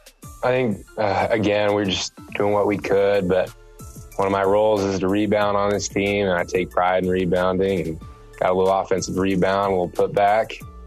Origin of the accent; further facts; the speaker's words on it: Texas, United States; moved away as an adult; We grew up together in Texas.